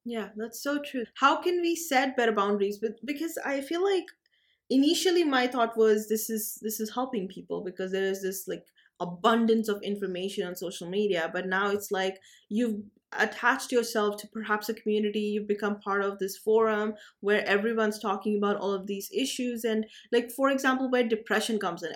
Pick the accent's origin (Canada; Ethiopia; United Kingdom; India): India; I'm from India